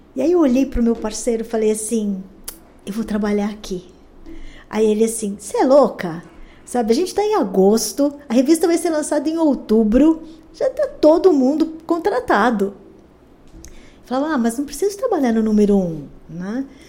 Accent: São Paulo, Brazil; eu nasci em São Paulo, eu sou bem paulistana mesmo. Nasci na Vila Mariana. Ah, depois eu cresci ali perto

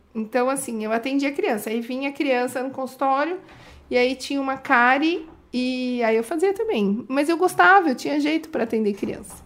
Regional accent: Indaiatuba, São Paulo, Brazil; eu sou de Indaiatuba há muitos anos

